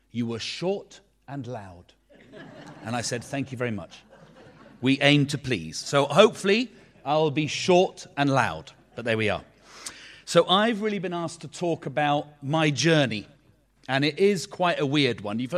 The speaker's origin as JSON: {"language": "English", "town": "Beirut", "region": "Beirut Governorate", "country": "Lebanon", "tie": "born there", "said": "And I was born in Beirut, in Lebanon."}